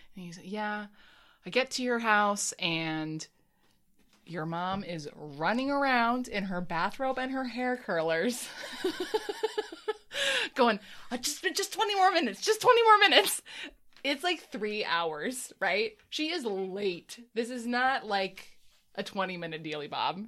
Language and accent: English; United States; I'm an American